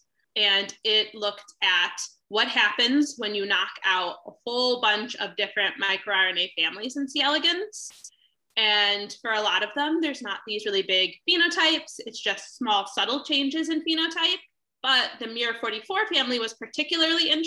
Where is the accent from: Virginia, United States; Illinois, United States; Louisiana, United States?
Illinois, United States; Chicago; I grew up mostly in Chicago